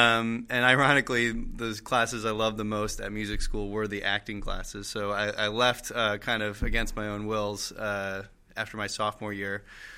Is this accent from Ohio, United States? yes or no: no; Annapolis, Maryland, United States; moved away as an adult; also born or lived in North Carolina; now in New York, United States; I grew up in Annapolis, Maryland